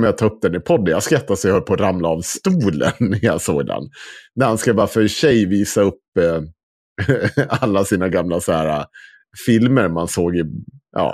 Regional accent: Dalarna County, Sweden; accent: Dalarna dialect (dalmål); jag är född i Dalarna

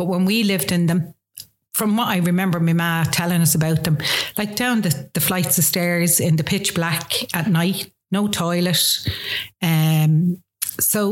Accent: Dublin, Leinster, Ireland; also born or lived in Coolock, Dublin; I grew up in town, Dublin 1, went to school in town

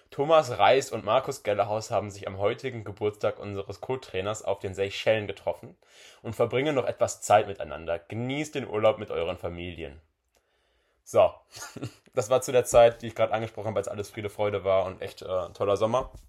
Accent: Bochum, North Rhine-Westphalia, Germany; Man war ja wirklich als Bochumer schon Leid erfahren vorher.

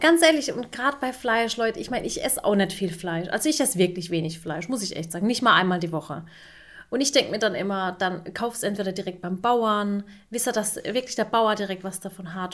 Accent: Turkey; ich bin ja auch Türkin

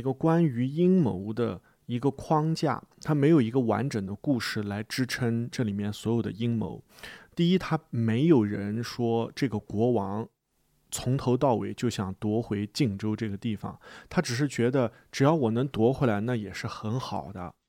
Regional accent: China; 呃，那么我想拍给外国人看的是我们中国人不喜欢看的一个说法，是一种委婉的批评。

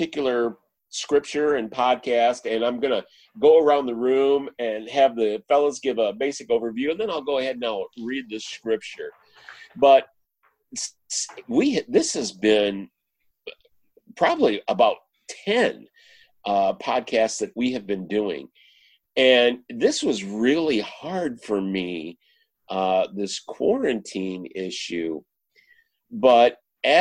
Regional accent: Michigan, United States; moved away; I'm actually from Michigan

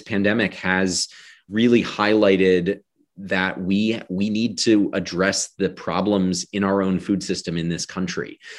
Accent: Washington, District of Columbia, United States; I was born in Washington, D C. I grew up outside of D C.

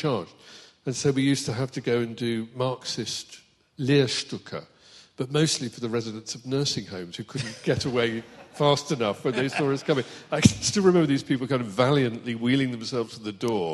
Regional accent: Kettering, East Midlands, United Kingdom; also born or lived in Northampton; I love Kettering. It's where I'm from

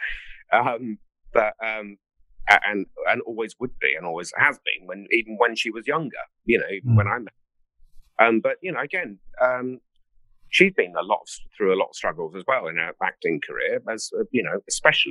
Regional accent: Ringwood, South East England, United Kingdom; I come from the south of England. I come from Hampshire, a place called Ringwood.

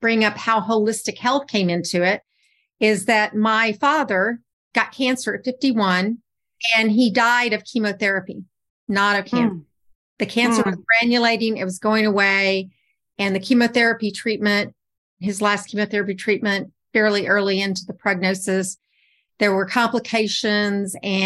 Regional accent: Texas, United States; I'm from Texas

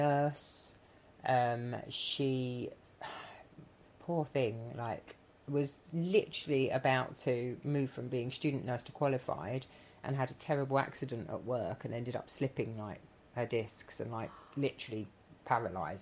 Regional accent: Dagenham, London, United Kingdom; I grew up in Dagenham

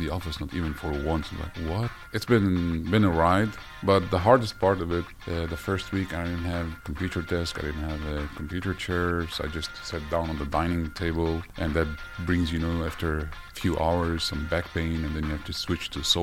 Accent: Denmark; moved away as an adult; now in Norway; I'm actually from Denmark, where I studied there and worked in multiple different companies

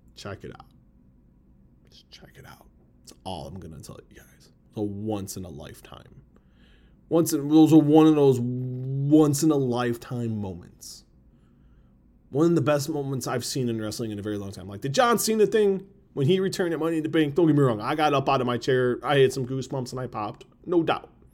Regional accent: Chicago, Illinois, United States; I've always been proud to live in Chicago. Where I was born, I've been born and raised, that's where I'm raising my kids. From the sub, I'm from the suburbs

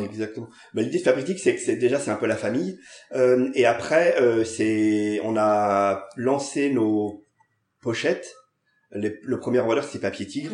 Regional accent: Paris, Île-de-France, France; J'ai grandi au Gobelin. C'est un quartier un peu improbable de Paris

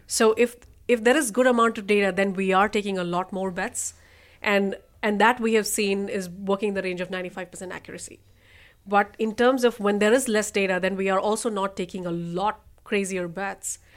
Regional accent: Rajasthan, India; moved away as an adult; also born or lived in New York; now in United States; I'm from Northern India, Rajasthan

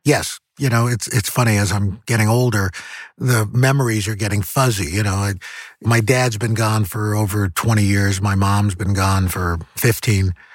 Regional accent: New York City, New York, United States; growing up in New York City

